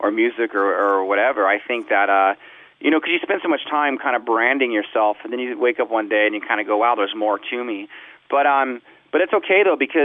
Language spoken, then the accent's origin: English; Southern California, United States; I grew up in Southern California, listened to punk rock music.